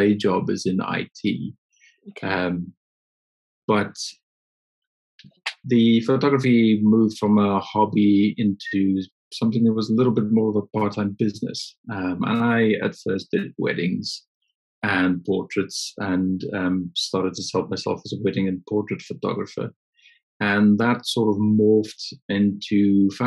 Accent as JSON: {"language": "English", "area": "near Johannesburg", "region": "Gauteng", "country": "South Africa", "tie": "born or raised there", "moved": "as an adult", "lives_now": "United Kingdom", "said": "I was born in South Africa near Johannesburg and grew up with an interest in photography from a very young age"}